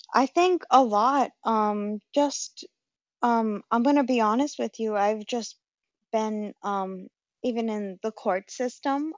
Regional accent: Rhode Island, United States; I'm from Rhode Island, um, Providence Place Mall.

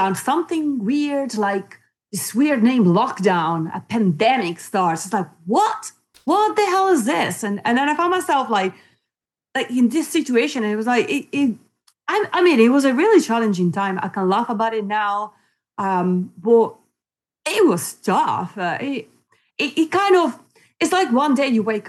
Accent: Italy; also born or lived in New Zealand / Spain; now in United Kingdom; I was born in Italy and I grew up in Italy, and then I left Italy, came to the UK, lived in the UK most of my life

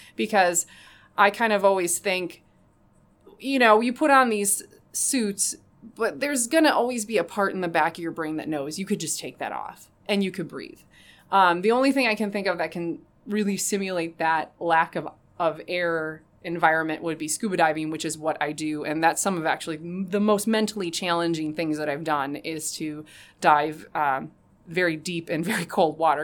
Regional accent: Rockford, Illinois, United States; my hometown of Rockford

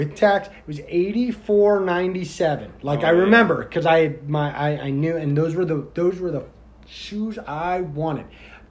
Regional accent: Indiana, United States; now in Florida, United States; I grew up in Indiana

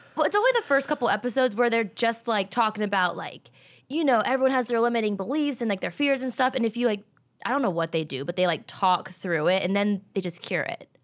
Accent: Richmond, Virginia, United States; moved away as an adult; also born or lived in Atlanta, Georgia / South Carolina; now in Los Angeles, United States; I'm from Richmond, Virginia

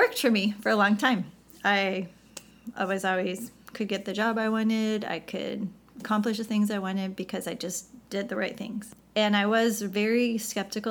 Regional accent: St. Louis, Missouri, United States; moved away as an adult; also born or lived in Chicago, Illinois / California; I grew up in the Midwest, so I'm from St. Louis, Missouri

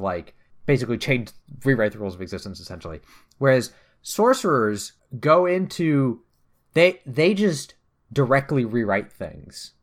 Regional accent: United States; I'm an American.

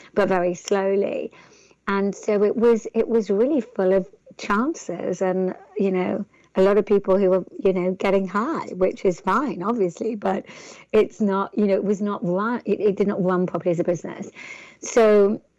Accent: England, United Kingdom; accent: English; my English accent

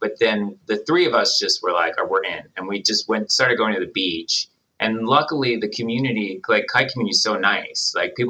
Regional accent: Pennsylvania, United States; now in Saudi Arabia; And I'm from the state of Pennsylvania, not the state of confusion.

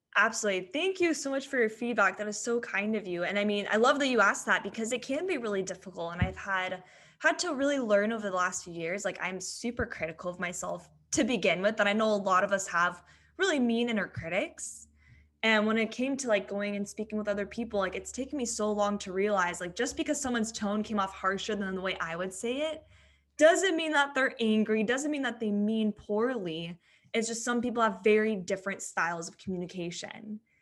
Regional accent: San Diego, California, United States; I am born and raised in San Diego. Don't think I'll ever leave here.

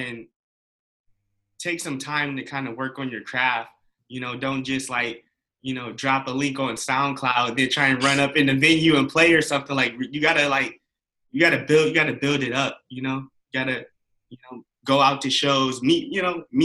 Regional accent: Ohio, United States; I'm from Ohio.

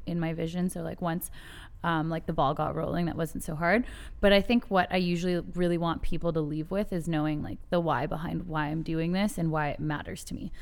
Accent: Canada; I, I'm Canadian

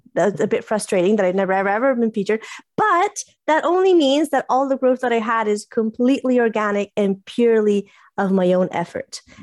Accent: Italy; first language English; I'm Italian, English bilingual. English is kind of my first language, but I grew up in Italy

